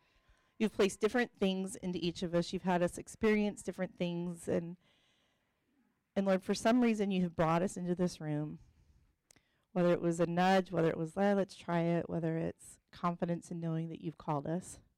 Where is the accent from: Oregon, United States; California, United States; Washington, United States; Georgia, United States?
Georgia, United States; Atlanta; I came from Atlanta, Georgia, where let's just say there are very traditional women roles